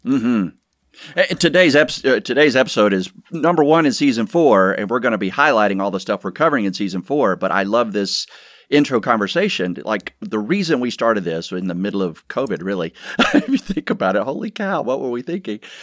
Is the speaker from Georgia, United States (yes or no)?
yes; Georgia, United States; moved away; born and raised in Georgia